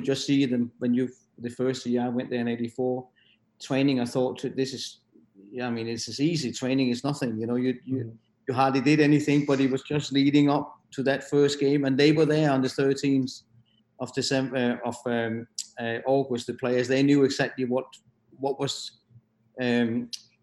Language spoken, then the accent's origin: English; Denmark; moved away as an adult; also born or lived in Netherlands / England; the Danish club from my hometown